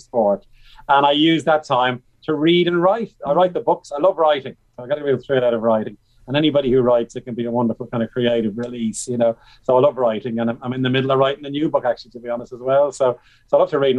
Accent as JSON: {"language": "English", "town": "Bray", "region": "Leinster", "country": "Ireland", "said": "I'm from Bray County Wicklow, from Pres Bray"}